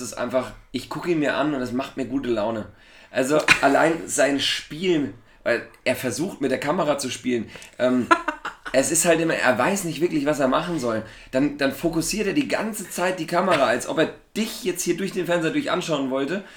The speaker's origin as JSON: {"language": "German", "region": "Thuringia", "country": "Germany", "said": "als Thüringer"}